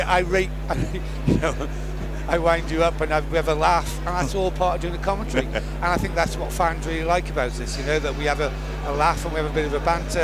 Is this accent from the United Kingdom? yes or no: yes; North Wales, United Kingdom; also born or lived in Wrexham; I was born in Wrexham, but I've never lived in Wrexham. I was a North Wales lad. I lived maybe 50 miles away from Wrexham